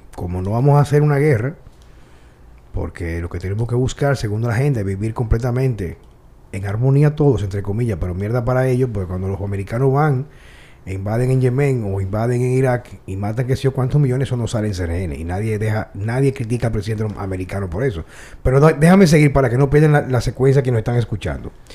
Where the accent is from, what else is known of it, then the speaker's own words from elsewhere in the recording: Dominican Republic; mi país, donde yo nací, donde quizá me van a enterrar